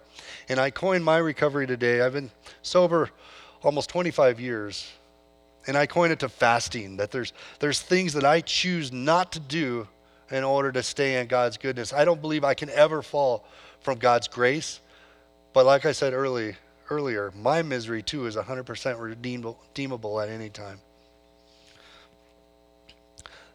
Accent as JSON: {"language": "English", "region": "California", "country": "United States", "tie": "born or raised there", "moved": "yes", "said": "I come from California. Grew up on a farm there"}